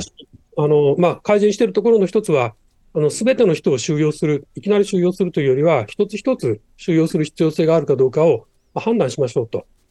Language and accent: Japanese; Japan; 日本で育ってきた